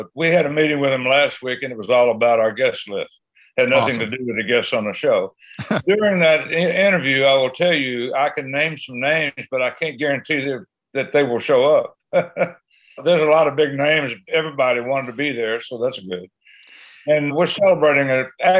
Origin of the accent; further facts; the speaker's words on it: Willow Springs, Missouri, United States; I grew up on a farm, and there's a sign on Highway 63 that says I was born in Willow Springs, Missouri, and I was